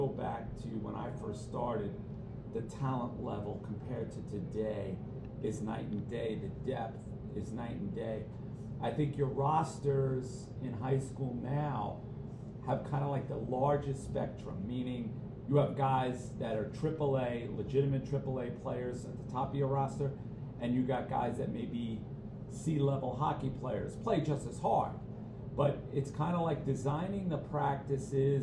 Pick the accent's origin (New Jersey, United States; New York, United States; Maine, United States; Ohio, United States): New York, United States; Mount Vernon; I grew up in Mount Vernon